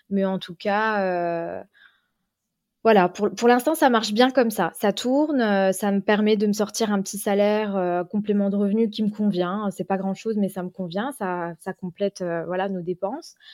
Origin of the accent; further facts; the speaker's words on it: Vosges, Grand Est, France; moved away as an adult; now in Luxembourg; je suis de la frontière, je suis pas loin, je suis vosgienne.